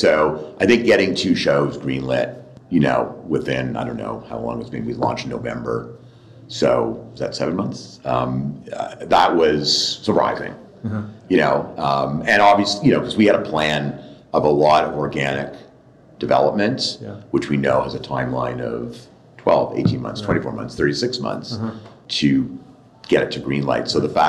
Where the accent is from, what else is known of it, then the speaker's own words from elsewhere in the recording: Toronto, Ontario, Canada; moved away as an adult; now in United States; When I moved from Toronto, LA, and was building, you know, was part of Alliance and Alliance Atlantis and then Blueprint and E1, I kind of feel partly I was running away from Canada.